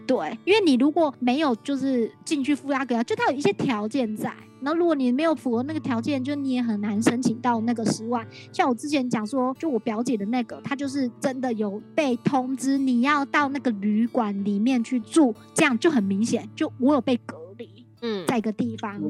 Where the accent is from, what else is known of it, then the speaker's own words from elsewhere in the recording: Taiwan; 我是来自台湾的